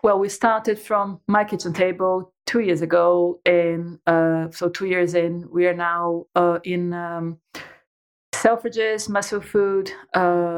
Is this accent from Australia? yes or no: no; Brazil; moved away as an adult; now in United Kingdom; I'm Brazilian. So I was born and raised in Brazil.